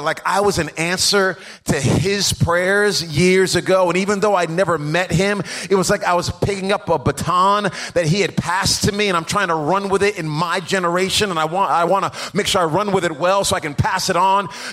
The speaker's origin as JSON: {"language": "English", "region": "Rhode Island", "country": "United States", "tie": "born or raised there", "said": "I grew up in Rhode Island"}